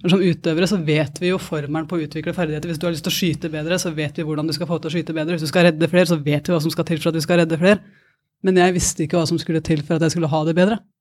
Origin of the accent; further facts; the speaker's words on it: Porsgrunn, Telemark, Norway; moved away; Fra en gård i Porsgrunn